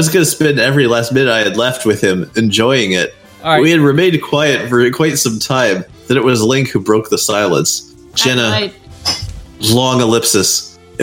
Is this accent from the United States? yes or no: no; Canada; I'm a Canadian.